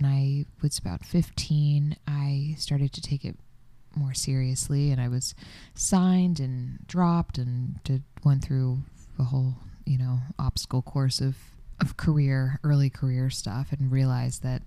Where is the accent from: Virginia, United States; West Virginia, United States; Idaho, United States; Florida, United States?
Florida, United States; moved away; I'm from Florida